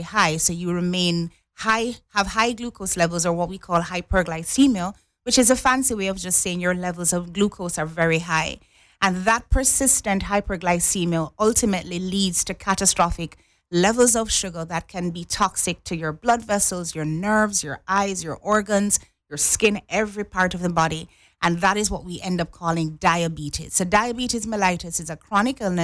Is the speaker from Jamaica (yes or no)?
yes; Jamaica; now in Cayman Islands; I'm from Jamaica